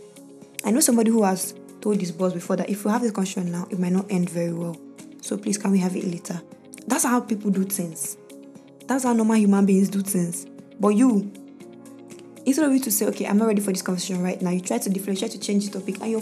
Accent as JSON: {"language": "English", "country": "Nigeria", "said": "As a Nigerian woman"}